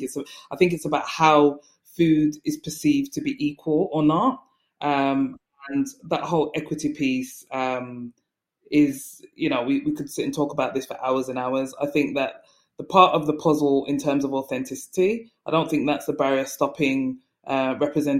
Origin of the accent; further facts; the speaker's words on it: Jamaica; I'm Jamaican